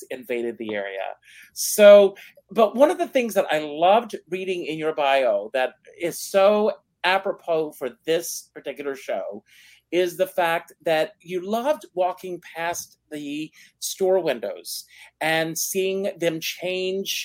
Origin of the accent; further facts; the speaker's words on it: South Carolina, United States; I grew up in South Carolina